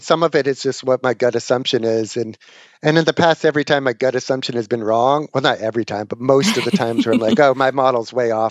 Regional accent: Boston, Massachusetts, United States; I grew up in Boston reading Dan Shaughnessy

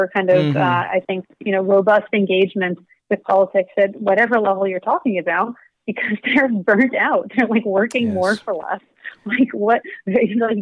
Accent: South Dakota, United States; growing up in South Dakota

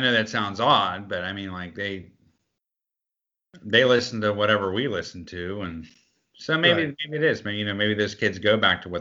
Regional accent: Pittsburgh, Pennsylvania, United States; Not growing up in Pittsburgh, we weren't

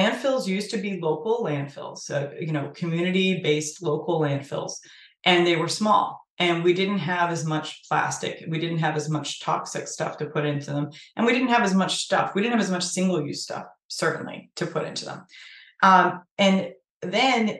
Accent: Sturbridge, Massachusetts, United States; I actually live in the same town that I grew up in Sturbridge, Massachusetts.

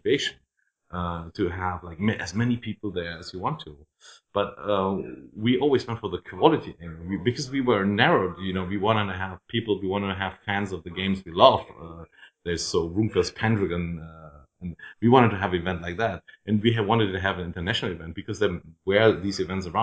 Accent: Dreieich, Hesse, Germany; English is a second language; also born or lived in Frankfurt; Dreieich, where I grew up. I was born in Frankfurt, but my parents moved out of the city

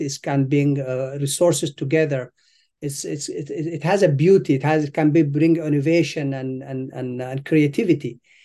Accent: Sudan; moved away as an adult; also born or lived in Eritrea; now in United States; I was born in Eritrea. uh, East Africa. And then I left when I was a child. Um, I, I moved to Sudan

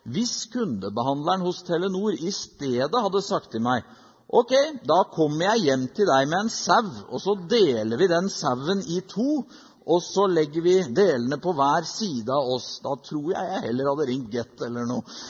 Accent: Norway; Som nordmenn i 2019

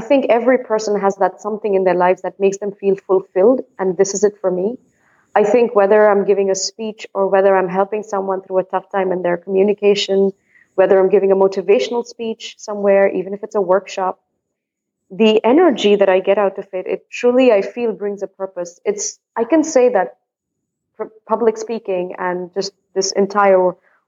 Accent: India; now in Netherlands; I am an Indian based in the Netherlands

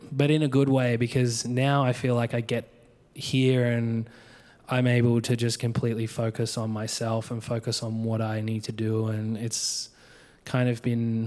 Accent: Adelaide, South Australia, Australia; moved away as an adult; also born or lived in Mount Gambier / Melbourne; now in San Francisco, United States; I grew up in Australia. I grew up on like my grandparents' farm, basically.

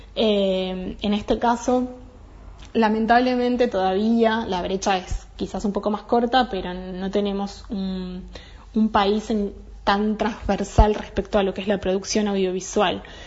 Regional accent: Maquinchao, Río Negro, Argentina; Yo soy de Maquinchao

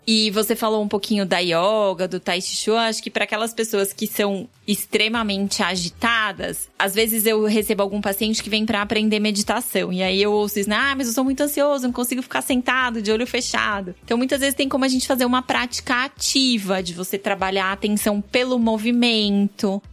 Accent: São Paulo, Brazil; Sou nascida e criada na Penha

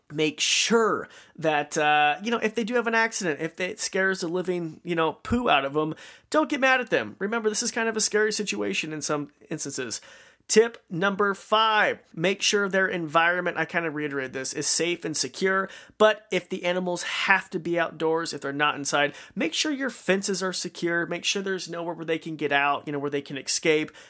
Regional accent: Marsing, Idaho, United States; my hometown of Marcin, Idaho.

